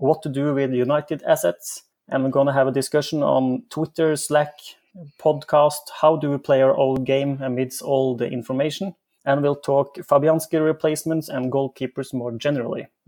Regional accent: Norway; I'm from Norway

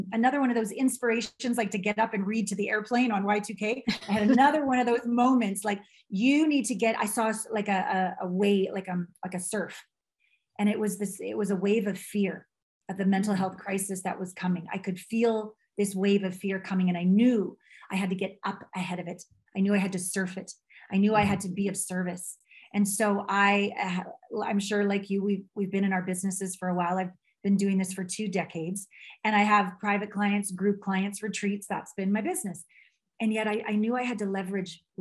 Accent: Canada; moved away; also born or lived in Vancouver / Tokyo / New York City / Los Angeles; I'm a Canadian.

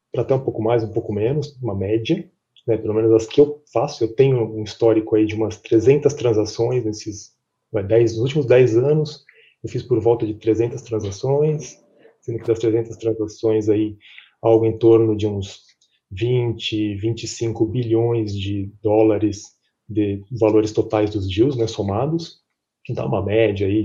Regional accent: São Paulo, Brazil; also born or lived in Chicago; sou brasileiro, apesar de ter esse nome gringo, né, sou brasileiro … é, nascido em São Paulo, cresci em São Paulo, fiquei dois anos no escritório da PwC de Chicago

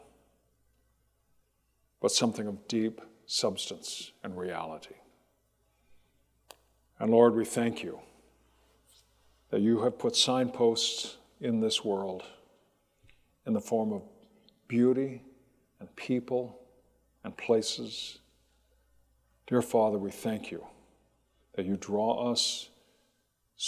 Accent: Riverside, California, United States; when I was a kid, growing up in Riverside in Southern California

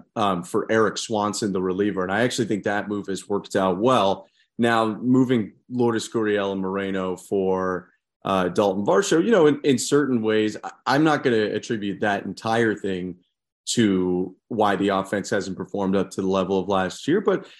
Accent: Toronto, Ontario, Canada; for me growing up in Toronto

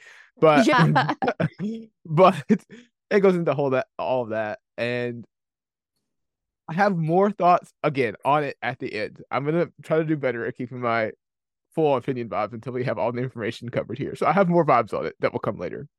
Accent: Kentucky, United States; I am from Kentucky.

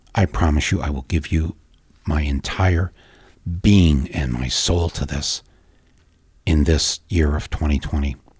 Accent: United States; I, as an American

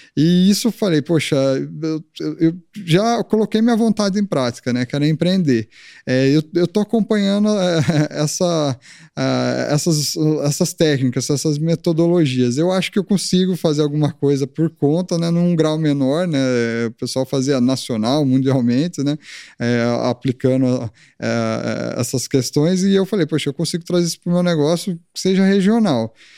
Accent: Leme, São Paulo, Brazil; moved away as an adult; now in Tatuí, Brazil; Sou do interior

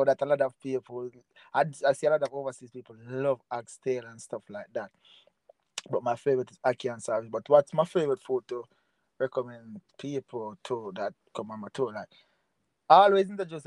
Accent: Jamaica; I'm from Jamaica.

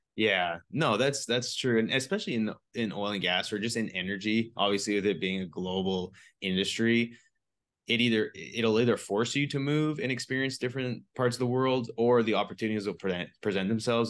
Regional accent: British Columbia, Canada; I'm a B C boy, so I was used to, like, mountains

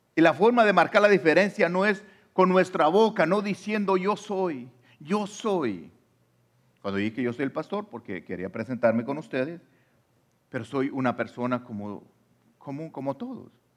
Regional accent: Mexico; now in United States; yo soy mexicano o de la nacionalidad que tú seas, ah, aunque yo esté aquí en Estados Unidos

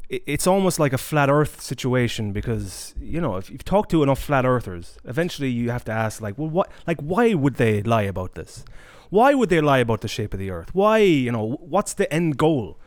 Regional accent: Ireland; moved away; I was raised in Ireland

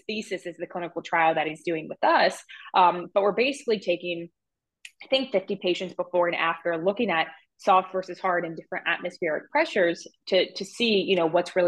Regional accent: Ohio, United States; I'm from Ohio

